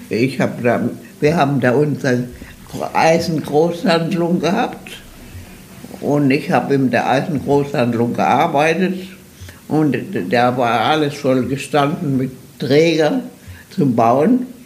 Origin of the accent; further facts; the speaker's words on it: Mannheim, Baden-Württemberg, Germany; moved away as an adult; Ich bin in Mannheim geboren, in Süddeutschland, am 20. November